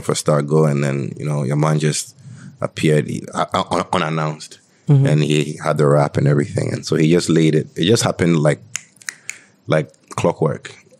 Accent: Greater Accra, Ghana; We're from Tema, Adenta

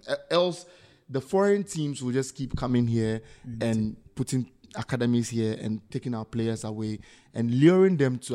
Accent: Ghana; as a Ghanaian

